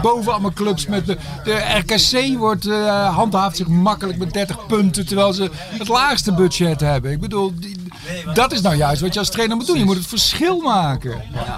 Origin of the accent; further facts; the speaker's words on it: North Brabant, Netherlands; Ik ben nu al getogen in Brabant.